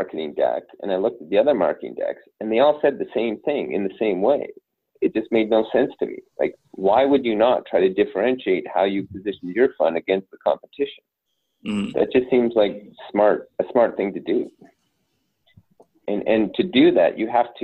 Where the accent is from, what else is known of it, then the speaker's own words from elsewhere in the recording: Northern Canada, Canada; I come from Northern Canada, like everyone drives a truck.